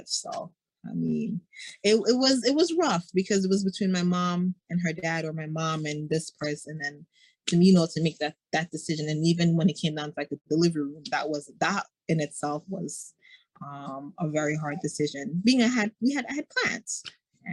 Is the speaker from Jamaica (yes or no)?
yes; Jamaica; I'm Jamaican